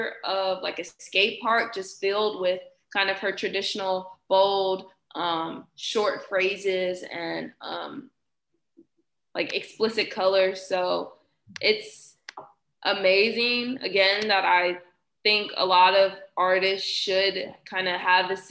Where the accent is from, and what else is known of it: Houston, Texas, United States; moved away